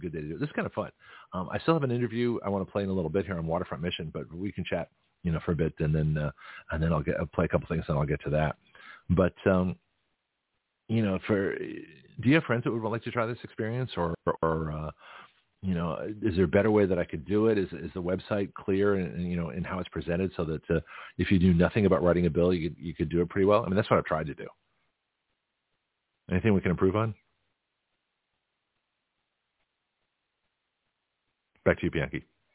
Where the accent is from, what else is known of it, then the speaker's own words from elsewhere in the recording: Canada; moved away; I was born in Canada